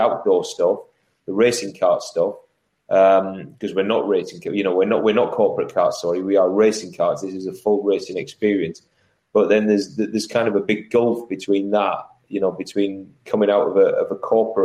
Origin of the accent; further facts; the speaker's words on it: Middlesbrough, North East England, United Kingdom; I come from the Northeast. I come from Middlesbrough, from humble beginnings